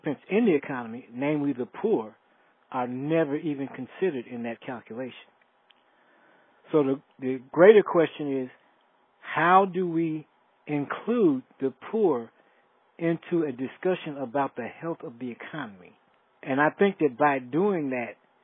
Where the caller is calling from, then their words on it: Decatur, Georgia, United States; I'm calling from Decatur, Georgia, right outside of Atlanta.